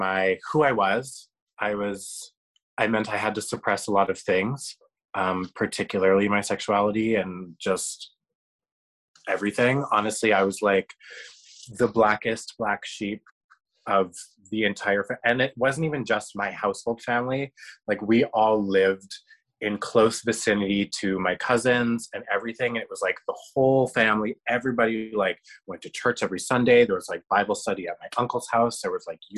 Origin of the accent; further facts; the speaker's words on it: Canada; I am Canadian. I have a Canadian passport